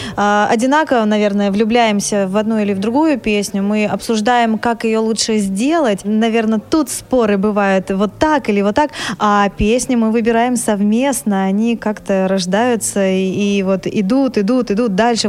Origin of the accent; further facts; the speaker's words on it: Voronezh, Voronezh Oblast, Russia; я из Воронежа